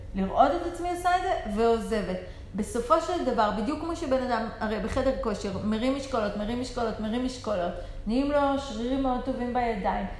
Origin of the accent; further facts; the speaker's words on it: Israel; אנחנו במיוחד ישראלים